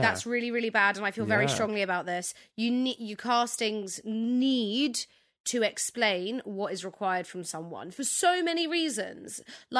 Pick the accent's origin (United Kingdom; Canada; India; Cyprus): Cyprus; I'm from Cyprus.